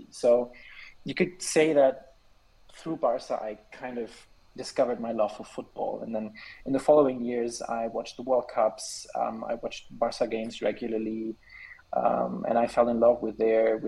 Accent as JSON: {"language": "English", "country": "Switzerland", "tie": "born or raised there", "also_born_or_lived": "Germany", "said": "I was born in Germany in 1997, but we've been living here in Switzerland for 17 years now"}